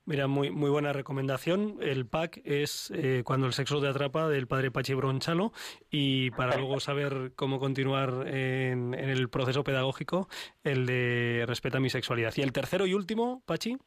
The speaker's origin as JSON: {"language": "Spanish", "country": "Spain"}